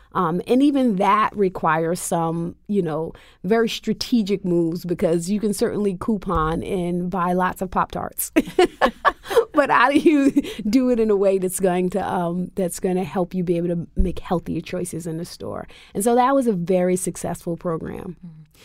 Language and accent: English; United States; African American Muslims born and raised in the United States